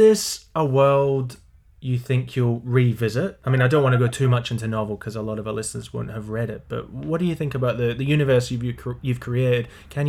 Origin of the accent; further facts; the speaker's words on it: Perth, Western Australia, Australia; I grew up in Western Australia